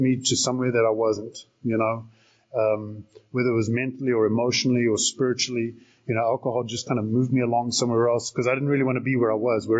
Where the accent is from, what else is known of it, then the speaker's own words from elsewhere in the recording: South Africa; also born or lived in Salt Lake City, United States; now in Arizona, United States; I'm originally from South Africa, and born and raised there.